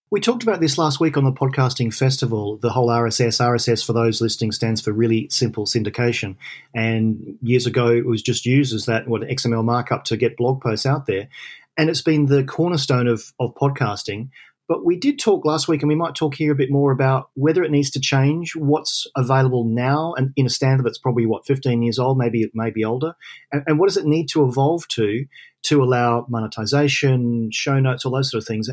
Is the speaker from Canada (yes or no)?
no; Australia; now in London, United Kingdom; I'm an Aussie in London.